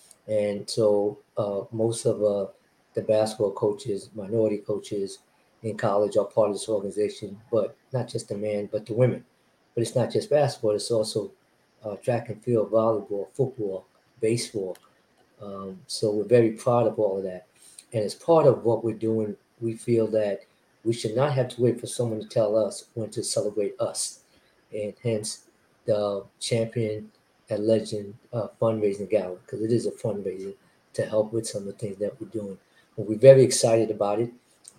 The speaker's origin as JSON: {"language": "English", "area": "Long Island", "region": "New York", "country": "United States", "tie": "born or raised there", "said": "Chuck and I, by the way, we grew up together in Long Island."}